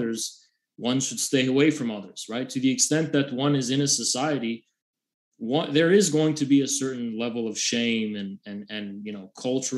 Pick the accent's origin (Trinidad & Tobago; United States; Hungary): United States; I'm an American communist.